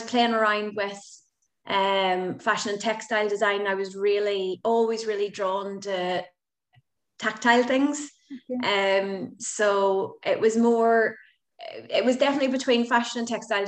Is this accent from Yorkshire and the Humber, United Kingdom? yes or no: no; Belfast, Northern Ireland, United Kingdom; now in Galway, Ireland; I'm from Belfast, but Galway is my home now